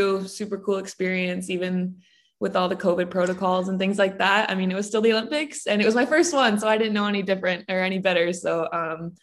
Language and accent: English; Canada; also born or lived in Ames, Iowa; now in Minnesota, United States; not where I'm from in Canada